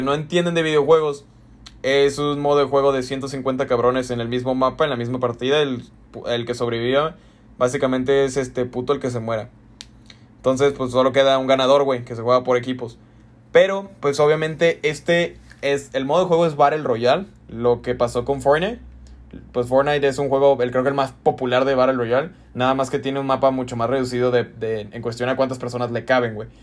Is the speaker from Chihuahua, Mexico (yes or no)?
no; Guadalajara, Jalisco, Mexico; aquí de donde nosotros somos, la Universidad de Guadalajara